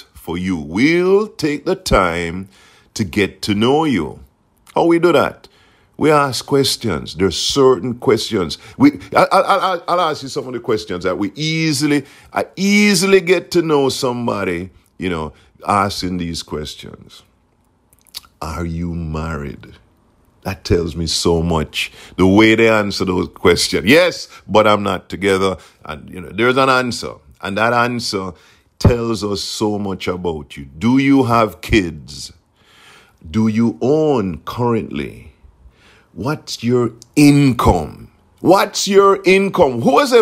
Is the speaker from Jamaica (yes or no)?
yes; Jamaica; now in South Florida, United States; I grew up in Jamaica, and Jamaica is an island.